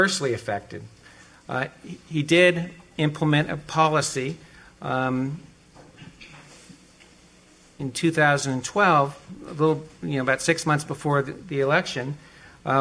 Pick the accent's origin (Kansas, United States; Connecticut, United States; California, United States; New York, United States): California, United States; Los Angeles; moved away; come back to Los Angeles because it's my hometown, and I learned growing up here